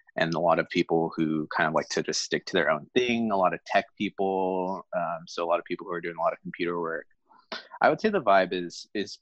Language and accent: English; San Diego, California, United States; moved away as an adult; also born or lived in Tacoma; now in Seattle, United States; we grew up in San Diego, and so it's easy to compare because that's the only other city I've really lived in.